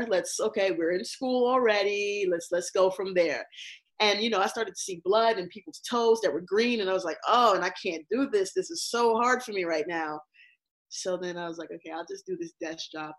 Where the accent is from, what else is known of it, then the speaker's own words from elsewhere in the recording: New York, United States; also born or lived in Barbados / Texas; I'm a native New Yorker. Growing up in Barbados, my family always used to call me a Bajan Yankee. And basically, that's like an Americanized West Indian. So, you know, that is I came here at the age of 8. We lived in Texas, came to New York